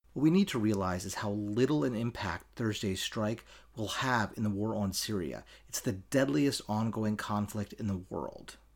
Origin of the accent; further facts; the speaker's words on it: Baltimore, Maryland, United States; my home state of Maryland, uh, my home city of Baltimore